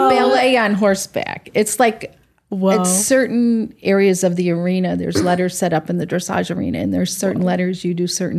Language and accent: English; upstate New York, United States; moved away as an adult; also born or lived in Atlanta area / Florida; I'm from upstate New York.